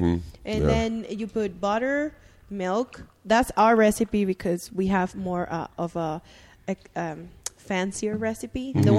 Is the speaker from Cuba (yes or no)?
yes; Cuba; moved away; I was born in Cuba